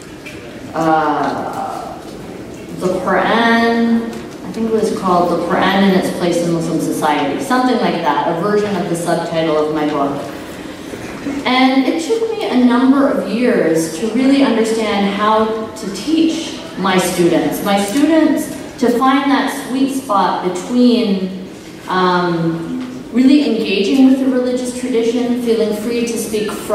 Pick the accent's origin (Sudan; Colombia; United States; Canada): Canada; return back to Canada, my home country